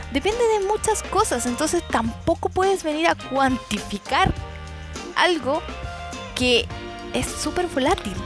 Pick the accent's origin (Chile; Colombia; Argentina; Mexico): Chile; nosotros los chilenos porque somos chilenos